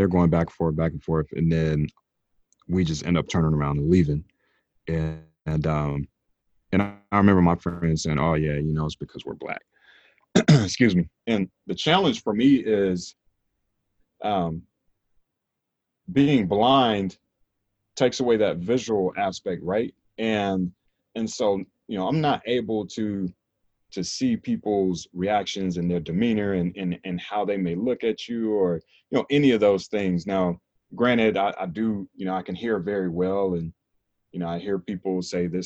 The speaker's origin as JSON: {"language": "English", "region": "North Carolina", "country": "United States", "tie": "born or raised there", "said": "growing up in North Carolina"}